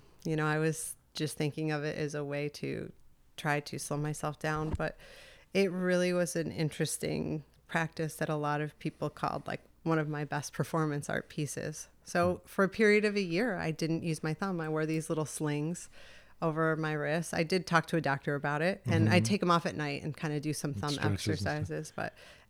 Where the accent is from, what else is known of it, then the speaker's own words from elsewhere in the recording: Endicott, New York, United States; I grew up in Endicott, New York.